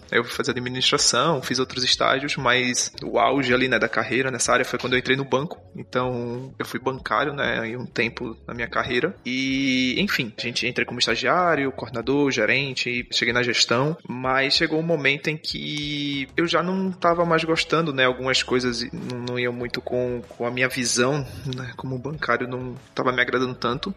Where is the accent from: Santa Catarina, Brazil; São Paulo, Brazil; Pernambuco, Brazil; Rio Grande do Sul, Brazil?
Pernambuco, Brazil; Recife; moved away as an adult; now in Lisbon, Portugal; eu sou de Recife, Pernambuco. Hoje eu tô morando aqui em Portugal, Lisboa